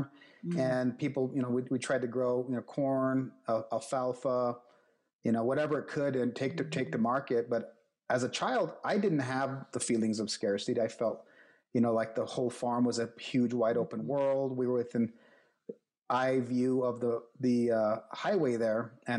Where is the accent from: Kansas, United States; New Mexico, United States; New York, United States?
New Mexico, United States; Deming; I grew up here in New Mexico. I've been here pretty much my whole life.